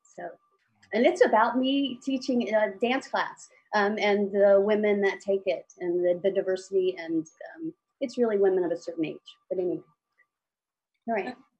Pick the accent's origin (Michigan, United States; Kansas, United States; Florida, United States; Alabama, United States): Alabama, United States; moved away as an adult; also born or lived in Dallas / New York; I grew up in Alabama